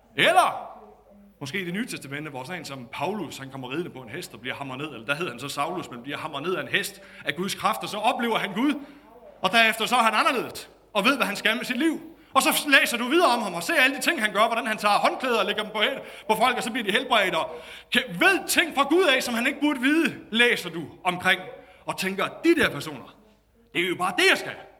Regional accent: Denmark; Var pastor i en lille kirke i Nykøbing i morges, hvor jeg voksede op.

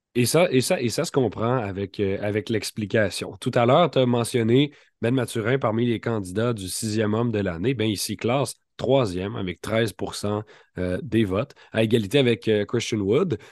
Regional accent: near Montreal, Quebec, Canada; j'ai grandi près de Montréal

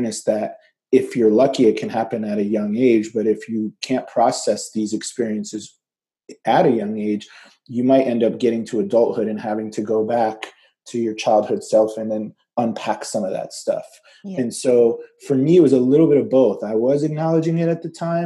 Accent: United States; also born or lived in Egypt; I was born in Egypt and moved to America when I was 3. We moved to the suburbs of Washington, D.C.

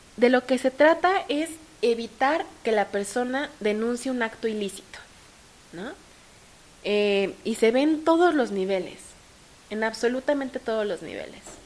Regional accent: Mexico; mi codelegada y yo como mexicanas

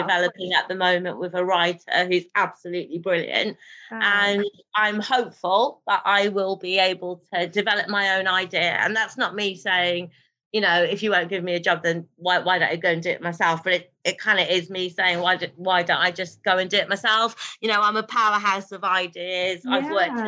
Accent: Birmingham, West Midlands, United Kingdom; first language Urdu; I'm a grassroots girl, you know, born and bred in Birmingham

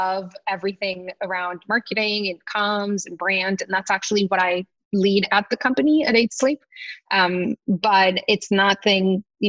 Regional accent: Tijuana, Baja California, Mexico; moved away as an adult; also born or lived in San Diego; now in New York, United States; I always wanted to live in New York when I was growing up in Tijuana

